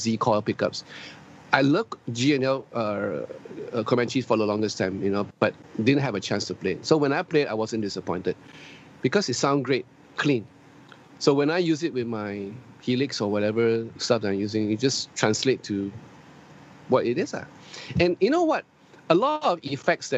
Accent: Singapore; I'm Singaporean Chinese, but I'm still proud to be a Chinese.

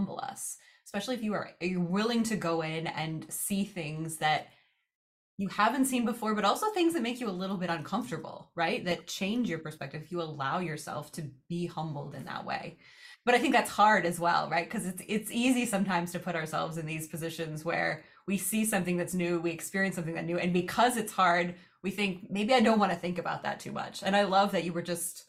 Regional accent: United States; us as Americans

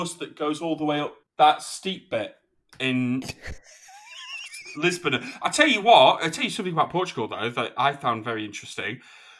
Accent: United Kingdom; Well, I mean, I'm British

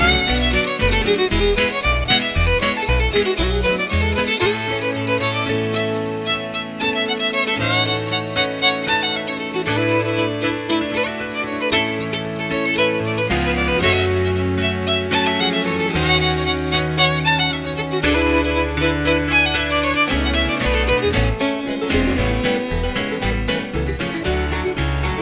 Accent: Edmonton, Alberta, Canada; also born or lived in Morinville, Alberta; I was, I was born and raised in Edmonton till the age of 15.

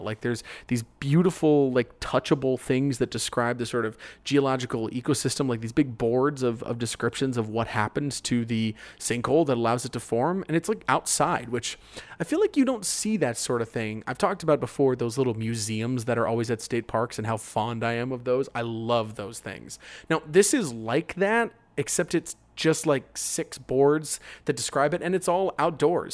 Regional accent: Orlando, Florida, United States; I'm from Orlando

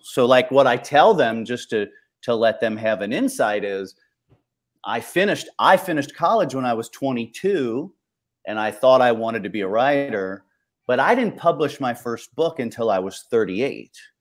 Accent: Ohio, United States; I grew up in Ohio

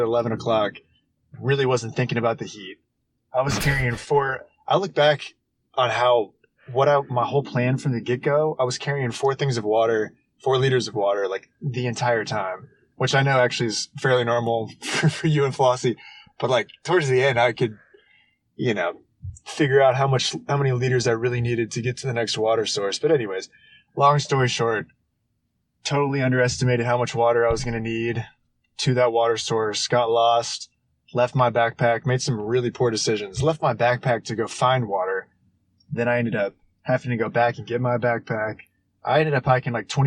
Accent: Houston, Texas, United States; now in Dallas, United States; I'm from Houston, Texas. And I live in Dallas, Texas right now

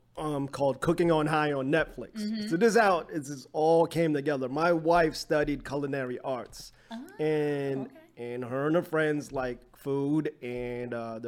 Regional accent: New Jersey, United States; now in Los Angeles, United States; I'm originally from Jersey, living

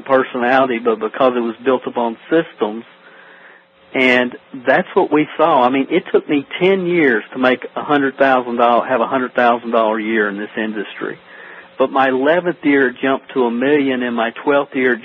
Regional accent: Stamping Ground, Kentucky, United States; I'm from a little town in Kentucky called Stamping Ground. It's population 400. It's like Mayberry. Literally, there's not a stoplight in the town, and that's kind of where I grew up here in Kentucky.

